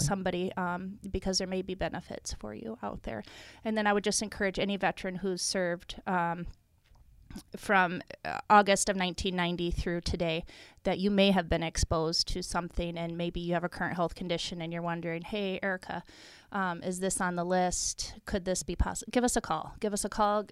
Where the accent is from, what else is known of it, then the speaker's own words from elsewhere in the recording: Iowa, United States; moved away as an adult; now in Minnesota, United States; I'm from Iowa originally, but I've been in Minnesota and a resident of Minnesota much longer than I was an Iowan